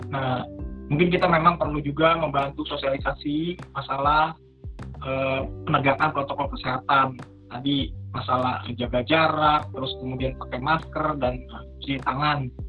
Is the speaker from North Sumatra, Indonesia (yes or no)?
no; Ciputat, Banten, Indonesia; saya sebagai orang Ciputat mungkin emang lebih banyak main ke arah Jakarta Selatan gitu ya